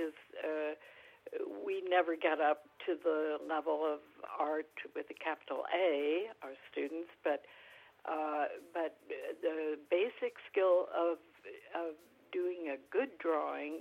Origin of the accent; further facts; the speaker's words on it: California, United States; I'm a Californian, native Californian. I have lived here most of my life